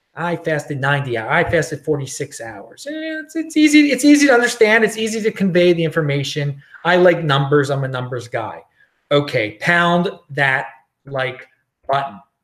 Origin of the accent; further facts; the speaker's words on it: Baltimore, Maryland, United States; moved away; I'm some dude from Baltimore